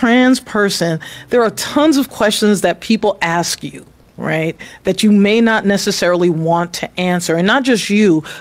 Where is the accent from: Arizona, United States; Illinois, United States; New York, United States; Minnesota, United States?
New York, United States; New York City; also born or lived in Queens, New York; now in Atlanta, United States; I grew up in New York City. I lived in the Bronx for the first 10 years of my life.